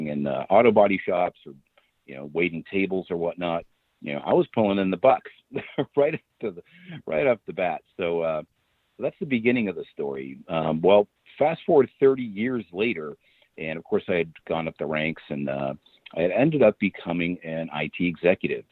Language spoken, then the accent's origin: English; Boston, Massachusetts, United States; moved away as an adult; also born or lived in Phoenix, Arizona; now in Rockport, United States; born and raised near Boston, Boston boy